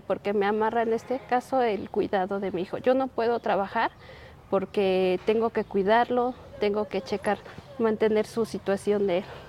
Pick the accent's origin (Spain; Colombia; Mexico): Mexico; Tlachichuca, Puebla; moved away as an adult; now in Mexico City, Mexico; somos del municipio de Tlachichuca, de un pueblito de San Francisco Independencia